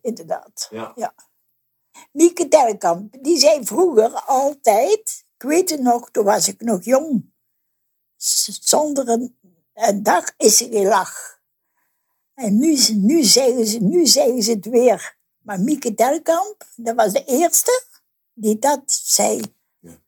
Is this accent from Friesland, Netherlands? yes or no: no; North Brabant, Netherlands; moved away as an adult; now in Geleen, Netherlands; Ik kom uit Brabant, ja. Maar in mijn dorp in Westwijk hadden ze ook een Karmelietenklooster